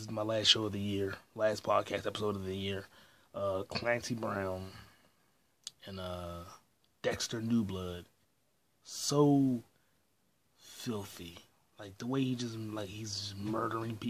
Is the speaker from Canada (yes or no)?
yes; Canada; I'm from Canada